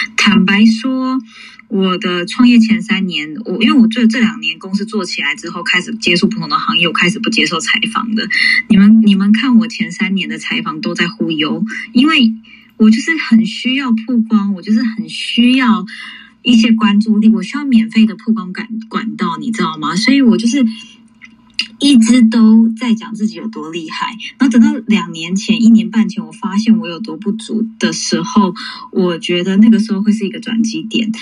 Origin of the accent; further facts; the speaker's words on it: New York City, New York, United States; 我在纽约长大